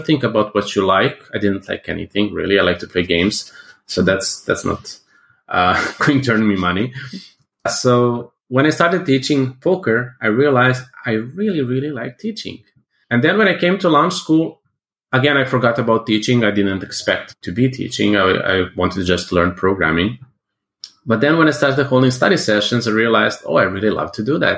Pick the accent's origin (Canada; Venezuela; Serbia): Serbia; I'm from Serbia